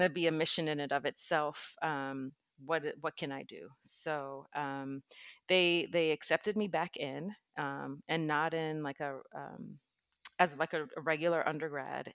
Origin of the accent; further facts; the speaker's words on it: New York City, New York, United States; I grew up in New York City